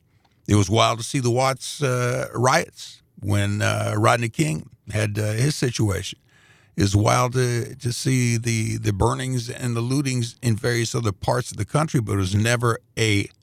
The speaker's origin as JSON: {"language": "English", "country": "Greece", "lives_now": "Indianapolis, United States", "said": "But, you know, we're immigrants from Greece. That's a country. And when we first came, moved into the neighborhood in Indianapolis, it was all Europeans, a lot of Latvians."}